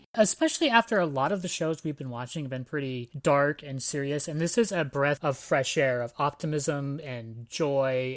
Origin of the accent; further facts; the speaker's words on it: Antioch, California, United States; I grew up in Antioch, California